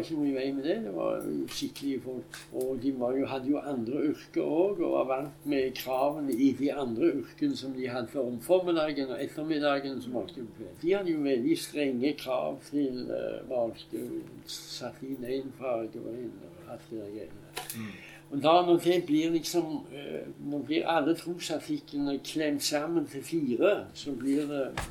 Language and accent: Norwegian; Stavanger, Rogaland, Norway; jeg kom fra Hillevåg